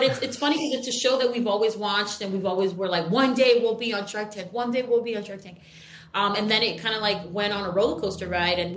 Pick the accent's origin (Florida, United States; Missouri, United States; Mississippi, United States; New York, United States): New York, United States; we're from New York